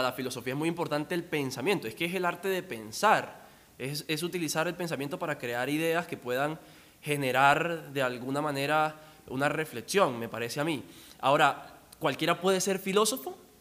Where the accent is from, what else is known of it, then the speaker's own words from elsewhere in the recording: La Guajira, Colombia; de donde yo vengo, La Guajira.